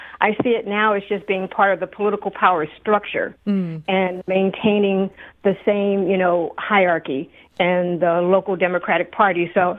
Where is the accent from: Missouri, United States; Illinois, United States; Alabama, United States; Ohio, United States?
Missouri, United States; St. Louis; growing up in St. Louis